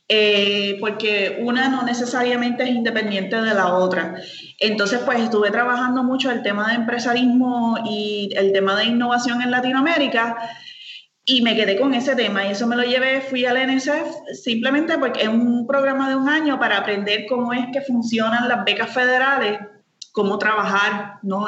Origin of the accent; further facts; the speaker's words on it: San Lorenzo, Puerto Rico; yo soy de San Lorenzo, soy del pueblo de San Lorenzo, samaritana, con mucho orgullo. Eh, me encanta mi pueblo